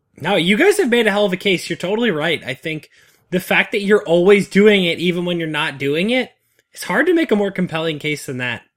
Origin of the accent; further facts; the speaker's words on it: New England, United States; the beaches I grew up on in the New England area